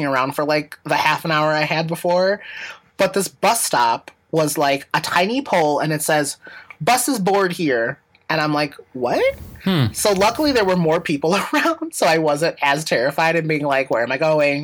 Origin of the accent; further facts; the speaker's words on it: Chicago, Illinois, United States; I'm in Albany Park.